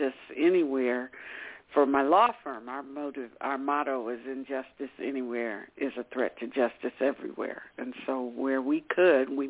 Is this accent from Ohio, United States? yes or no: yes; Cincinnati, Ohio, United States; moved away as an adult; now in Bay Area, United States; I'm from Cincinnati, Ohio, back in the Midwest, and was raised there.